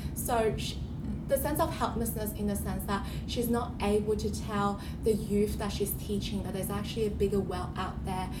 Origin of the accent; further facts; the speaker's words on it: New South Wales, Australia; also born or lived in China; I had spent roughly half of my time in Australia and half of my life in um, China